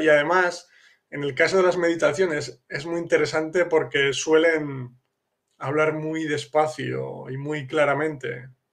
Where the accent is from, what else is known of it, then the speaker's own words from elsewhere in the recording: Castile, Spain; first language Spanish; now in Kraków, Poland; yo como em, español nativo de Castilla